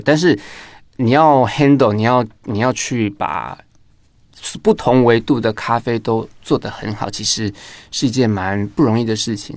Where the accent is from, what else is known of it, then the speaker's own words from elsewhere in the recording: Tainan, Taiwan; 我是台南人